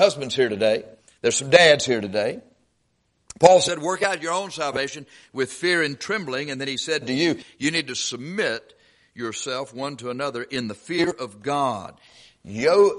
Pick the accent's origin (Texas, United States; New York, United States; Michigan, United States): Texas, United States; We're from Texas